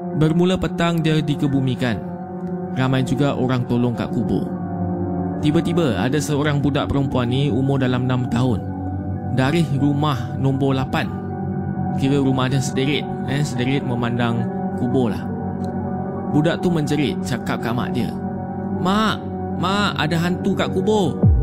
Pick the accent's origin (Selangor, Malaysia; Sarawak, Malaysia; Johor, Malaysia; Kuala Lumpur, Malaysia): Johor, Malaysia; Muar; Saya berasal di Muar, Johor